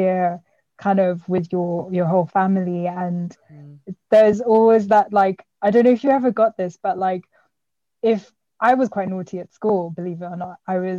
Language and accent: English; South Africa; now in United Kingdom; I mean, yeah, we're all from South Africa.